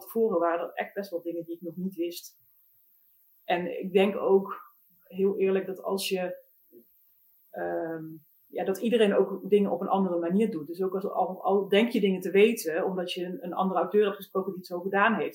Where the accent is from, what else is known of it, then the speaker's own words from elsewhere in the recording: Eindhoven, North Brabant, Netherlands; moved away; ik kom oorspronkelijk zelf uit Eindhoven